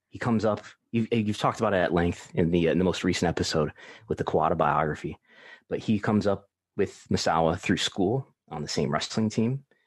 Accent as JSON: {"language": "English", "town": "Buffalo", "region": "New York", "country": "United States", "said": "I'm from Buffalo, New York, which is where I still live."}